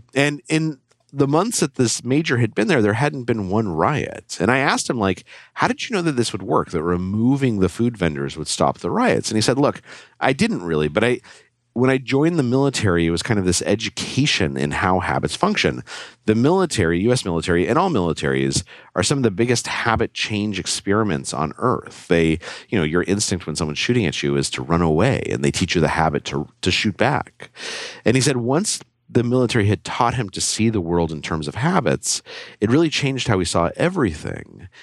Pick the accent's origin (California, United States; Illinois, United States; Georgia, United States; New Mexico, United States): New Mexico, United States; Albuquerque; I grew up in Albuquerque, New Mexico